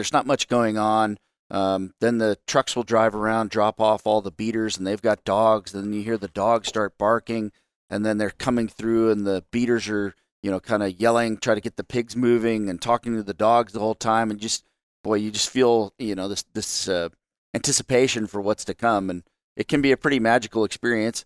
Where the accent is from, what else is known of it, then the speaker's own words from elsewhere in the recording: United States; as an American